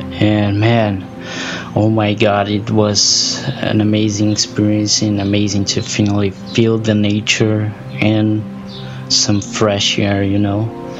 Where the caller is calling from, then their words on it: Brazil; I'm recording this from Brazil.